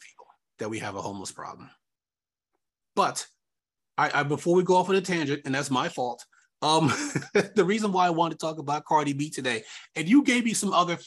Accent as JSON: {"language": "English", "area": "Long Island", "region": "New York", "country": "United States", "said": "I'm from New York. I mean, I'm from Long Island"}